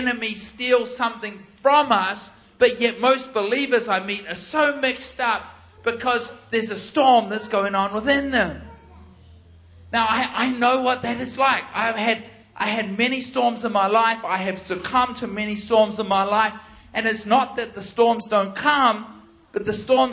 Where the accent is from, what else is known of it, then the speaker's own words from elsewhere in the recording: New Zealand; I'm from New Zealand